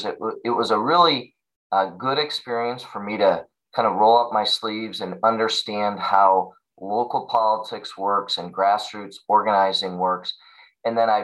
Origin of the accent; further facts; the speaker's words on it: Streator, Illinois, United States; I'm from Streeter. I grew up on a farm